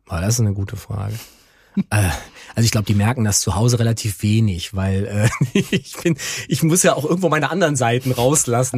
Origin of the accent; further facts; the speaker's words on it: Germany; bei uns in Deutschland